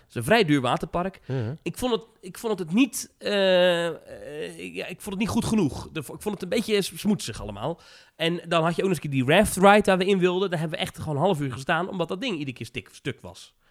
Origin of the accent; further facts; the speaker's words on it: Netherlands; Ik ben een Nederlander